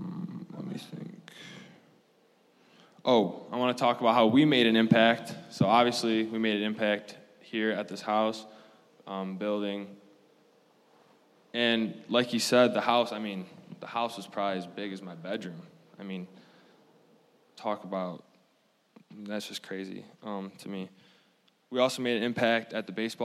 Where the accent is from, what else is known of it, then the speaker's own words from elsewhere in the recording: Zeeland, Michigan, United States; I'm from Zeeland, Michigan, from the other side of the state